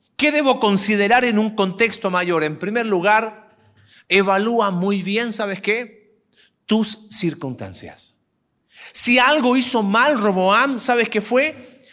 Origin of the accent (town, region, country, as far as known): Mexico